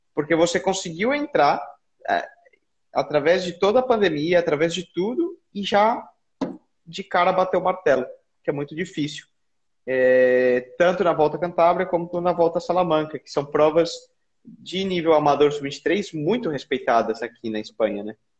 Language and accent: Portuguese; Brazil; nós como brasileiros